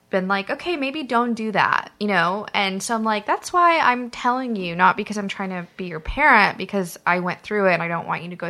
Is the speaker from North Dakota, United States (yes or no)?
no; Kansas, United States; moved away; I grew up in Kansas